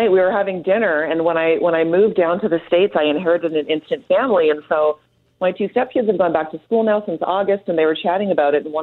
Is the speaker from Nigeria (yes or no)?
no; Canada; are you trying to pull one over me because I'm Canadian here?